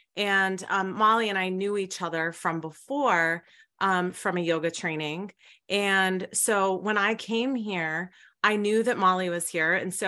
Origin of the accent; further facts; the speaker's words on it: Colorado, United States; now in Montana, United States; And so we had to choose a location to come back to, and we're originally from Colorado.